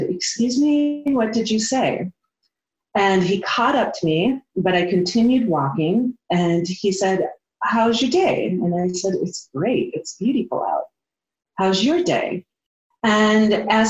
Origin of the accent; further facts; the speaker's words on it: Midwest, United States; moved away as an adult; now in Montana, United States; I am a country girl. I grew up in the Midwest. I have lived my whole adult life in Montana.